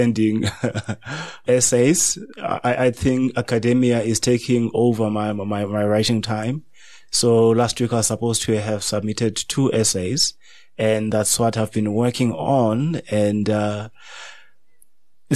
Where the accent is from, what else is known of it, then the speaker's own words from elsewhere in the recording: Makhanda, Eastern Cape, South Africa; moved away as an adult; I was still in my hometown, Makanda, then Grahamstown.